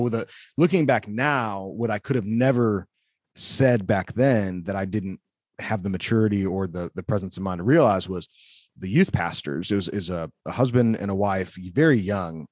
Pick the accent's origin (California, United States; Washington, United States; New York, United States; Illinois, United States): Illinois, United States; Wheaton; now in Forest City, North Carolina, United States; growing up in Wheaton